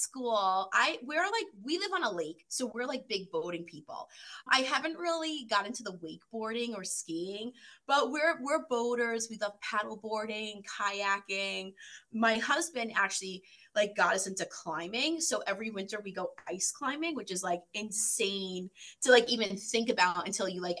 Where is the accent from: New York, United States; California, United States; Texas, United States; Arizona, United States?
New York, United States; moved away as an adult; now in Michigan, United States; I live in Michigan and I've been here for about 7 years, originally from New York